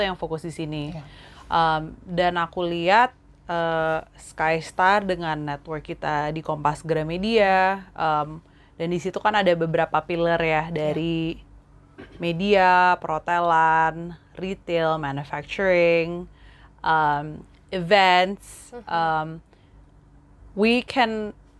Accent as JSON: {"language": "Indonesian", "region": "Jakarta", "country": "Indonesia", "tie": "born or raised there", "also_born_or_lived": "Singapore / United States", "said": "aku uh, lahirnya di Jakarta. hmm. Jadi asli dari sini, keluarga aku di sini. Terus kebanyakan besar di Jakarta juga"}